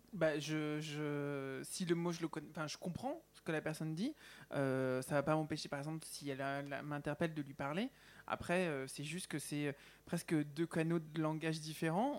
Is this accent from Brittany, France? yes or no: no; Val-d'Oise, Île-de-France, France; moi qui viens du 9-5